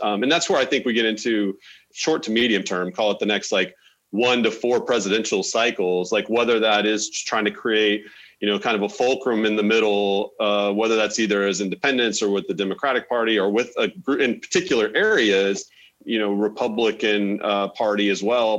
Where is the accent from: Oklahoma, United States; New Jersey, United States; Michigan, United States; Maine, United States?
Oklahoma, United States; moved away; I'm from Oklahoma originally